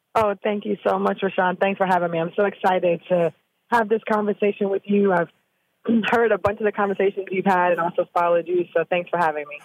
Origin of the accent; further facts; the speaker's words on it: Jamaica; moved away as an adult; now in Austin, United States; I'm from Jamaica